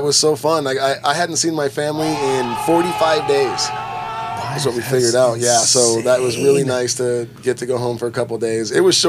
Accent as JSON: {"language": "English", "region": "California", "country": "United States", "said": "me back to California."}